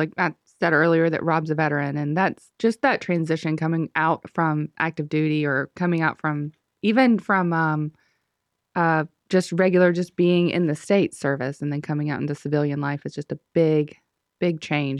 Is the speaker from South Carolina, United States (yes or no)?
no; Shelby, North Carolina, United States; I grew up in Shelby